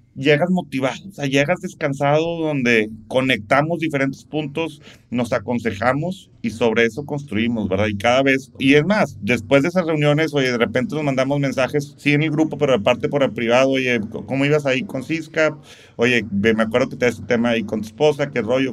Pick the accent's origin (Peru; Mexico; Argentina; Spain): Mexico; Monterrey, Nuevo León; soy regio, soy de Monterrey, soy rayado